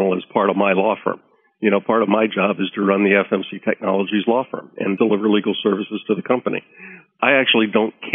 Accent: United States; being American

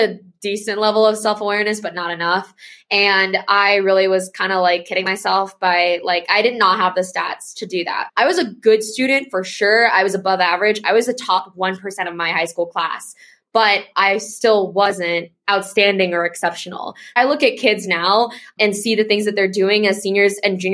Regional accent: California, United States; moved away as an adult; I grew up in California

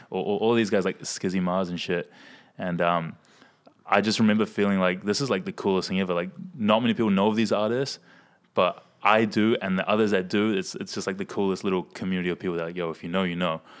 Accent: Hamilton, Waikato, New Zealand; I'm from Hamilton

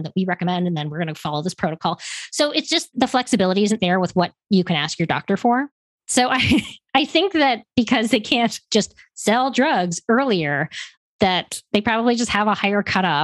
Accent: Canada; moved away as an adult; now in United States; I'm originally from Canada

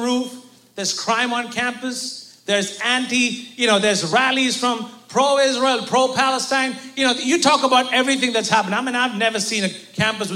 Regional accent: India; as an Indian

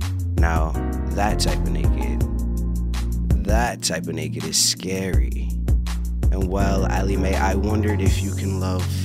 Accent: New York City, New York, United States; now in Los Angeles, United States; I'm from New York City, Queensbridge to be exact, and how I made it to LA was through this amazing female.

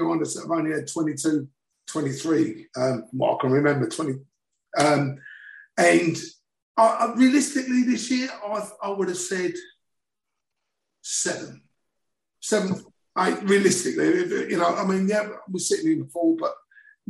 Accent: South Ockendon, East of England, United Kingdom; I was born in Essex

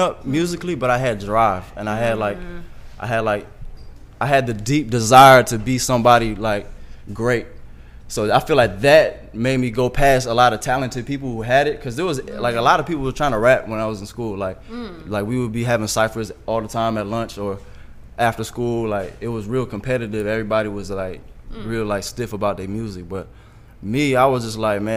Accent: Franklin, New Jersey, United States; I was born in New Jersey

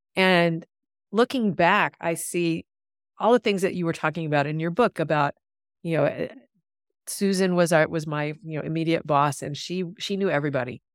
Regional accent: Mississippi, United States; I grew up in Mississippi, so really South

